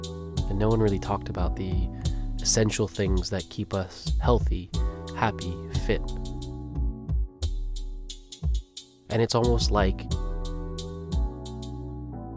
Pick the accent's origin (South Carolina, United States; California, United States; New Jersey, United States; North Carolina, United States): California, United States; Los Angeles; I grew up in Los Angeles